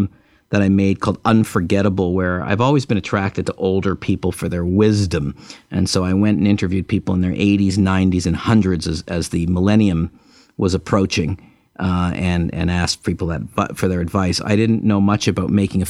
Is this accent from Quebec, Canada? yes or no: yes; Montreal, Quebec, Canada; when I was in college, growing up in Montreal